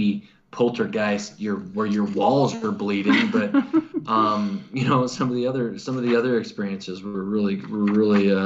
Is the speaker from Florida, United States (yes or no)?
no; Missouri, United States; I'm from Missouri and our saying is the show me state. And, you know, I was kind of raised in a culture where you have to be shown